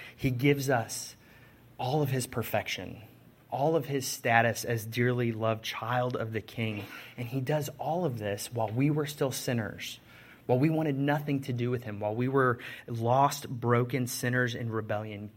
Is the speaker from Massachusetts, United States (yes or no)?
no; Chicago, Illinois, United States; I'm from Chicago